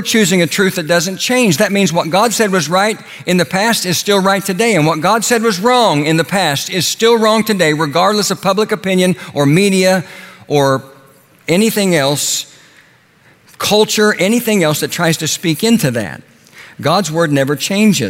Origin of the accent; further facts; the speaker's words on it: Oklahoma, United States; When I was a boy growing up in Oklahoma